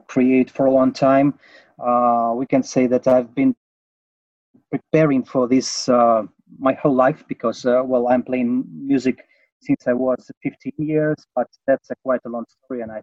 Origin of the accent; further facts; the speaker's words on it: Moscow, Russia; I'm from Russia, Moscow